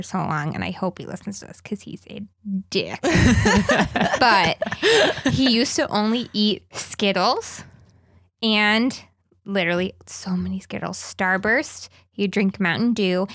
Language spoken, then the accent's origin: English; the South, United States; moved away; I'm from the South and we put meat in everything, including vegetables